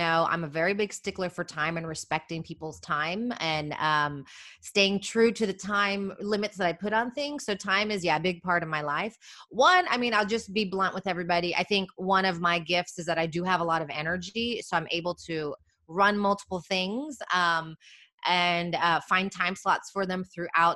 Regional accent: United States; moved away as an adult; now in Madrid, Spain; as an American

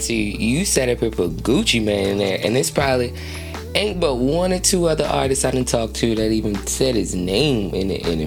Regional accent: New Jersey, United States; I'm from Jersey

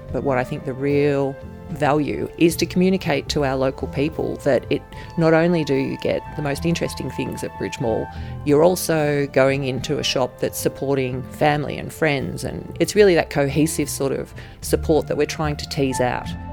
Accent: Ballarat, Victoria, Australia; I grew up in Ballarat

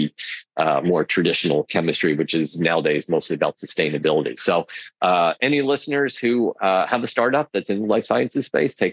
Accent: United States; as an American

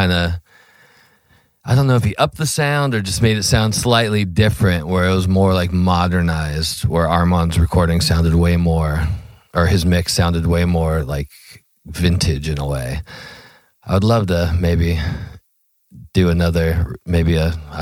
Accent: Ventura, California, United States; we're from Ventura

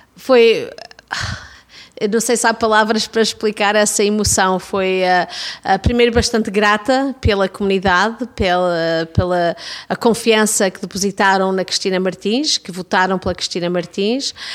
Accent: Toronto, Ontario, Canada; also born or lived in Gouveia, Portugal; a minha comunidade de Davenport, a comunidade onde eu fui criada

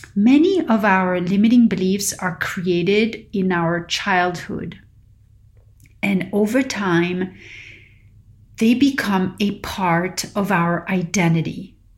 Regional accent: Paris, Île-de-France, France; now in California, United States; growing up in Paris

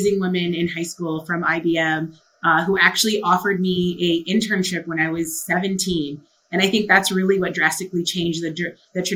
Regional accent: Canada; My mom actually came from the Philippines. I was born in Canada

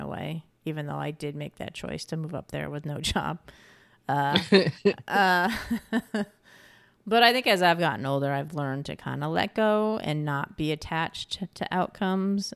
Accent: New York, United States; moved away as an adult; also born or lived in California / Pacific Northwest; I'm from New York and I moved out to California

